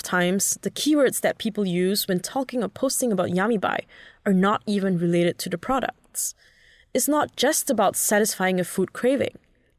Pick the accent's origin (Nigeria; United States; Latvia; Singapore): Singapore; now in Hong Kong; As a Singaporean in Hong Kong